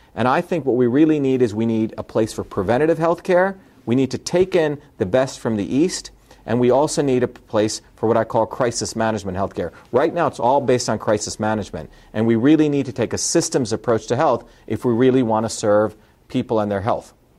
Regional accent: India; moved away; I grew up in India

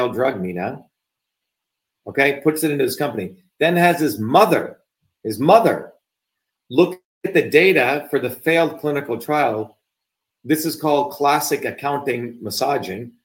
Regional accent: India; now in United States; as an Indian

